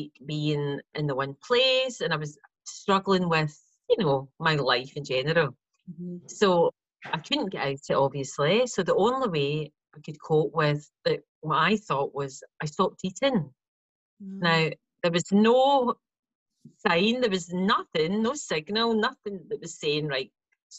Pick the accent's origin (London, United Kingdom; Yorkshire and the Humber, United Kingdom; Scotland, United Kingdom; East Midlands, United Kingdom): Scotland, United Kingdom; Glasgow; moved away as an adult; also born or lived in Bodrum, Turkey; I'm from Glasgow